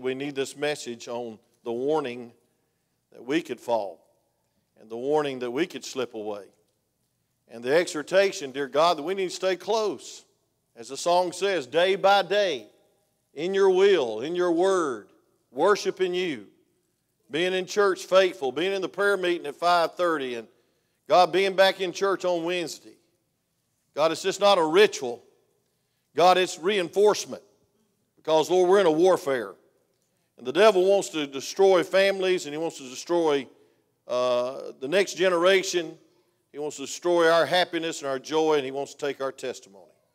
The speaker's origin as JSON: {"language": "English", "region": "Georgia", "country": "United States", "said": "I'm from Georgia"}